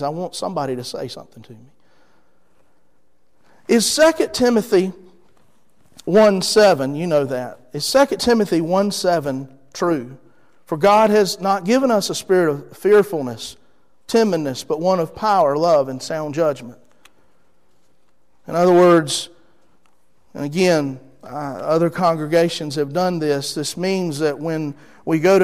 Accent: Rocky Mount, North Carolina, United States; I'm from there, okay? I'm from Edgecombe County, from Hill Street. My parents still live there

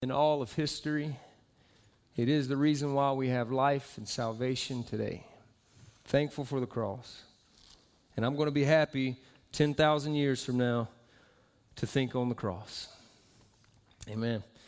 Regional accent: Southeast, United States; moved away as an adult; also born or lived in Florida; now in Utah, United States; I am from the southeast

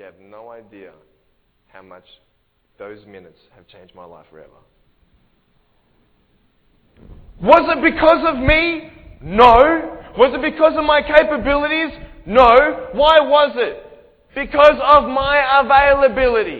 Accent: Australia; I'm from Australia.

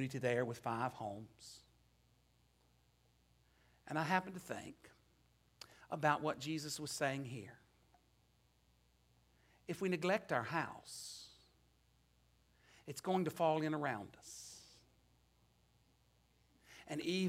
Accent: Natural Bridge, Virginia, United States; moved away; I returned to the place where I grew up in Natural Bridge.

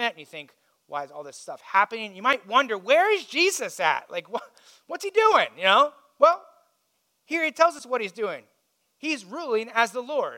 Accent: Indiana, United States; I grew up in Indiana

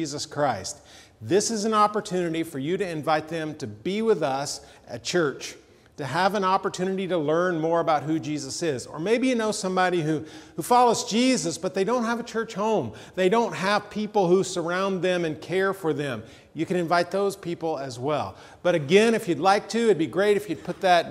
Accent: Atlanta, Georgia, United States; as a kid, I grew up in Atlanta

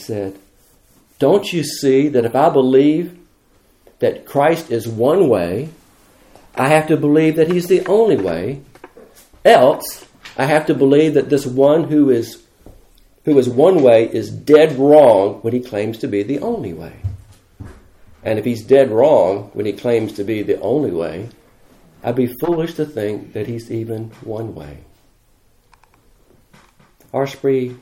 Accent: United States; I'm as American as you are

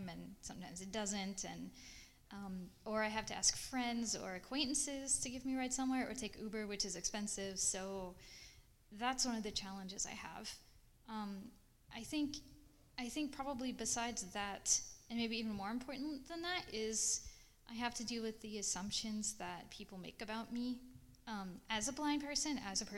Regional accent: a little town outside Nashville, Tennessee, United States; moved away; also born or lived in Washington, D.C. / Denver, Colorado; I'm from Nashville, Tennessee, actually a little town a bit outside of Nashville. I grew up on a goat farm

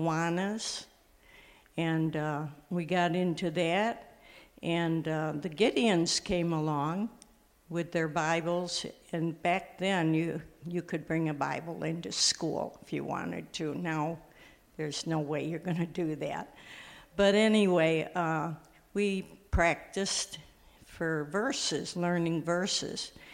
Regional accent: Illinois, United States; born or raised there; also born or lived in New York / Wheaton, Illinois

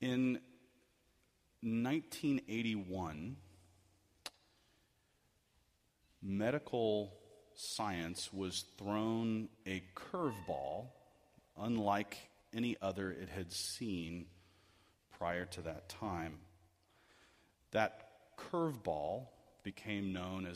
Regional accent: United States

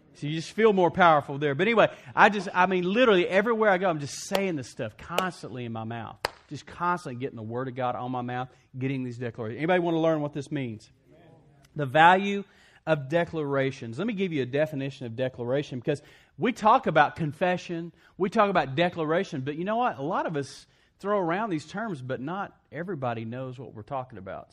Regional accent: West Texas, United States; I grew up in West Texas

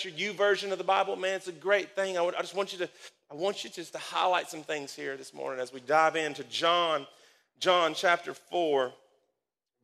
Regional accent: Danville, Kentucky, United States; where I grew up, and this is where my hometown is. This is it, Danville, Kentucky

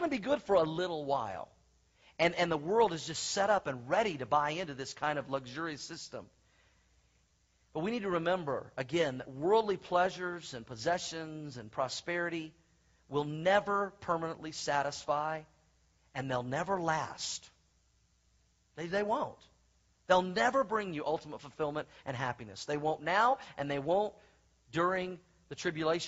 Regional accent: Oklahoma, United States; moved away; When I was a young boy growing up in Oklahoma

